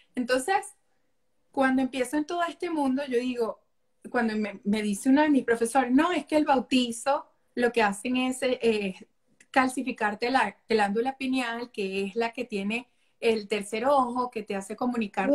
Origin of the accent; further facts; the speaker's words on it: Venezuela; moved away; amo mi país, o sea, les enseño a mis hijos la cultura de mi país todos los días, las canciones, su plato navideño, sus arepas